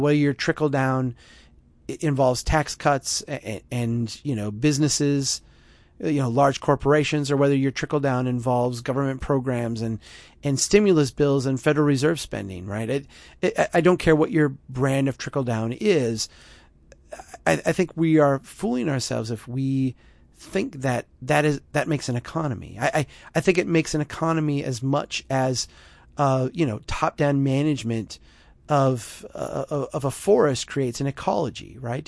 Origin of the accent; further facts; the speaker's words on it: Minnesota, United States; my home state of Minnesota